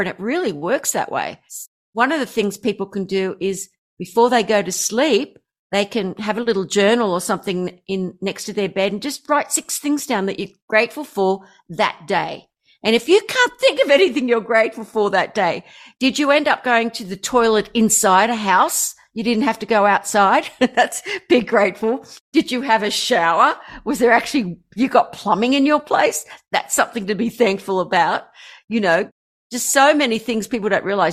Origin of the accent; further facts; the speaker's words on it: Australia; I'm an Aussie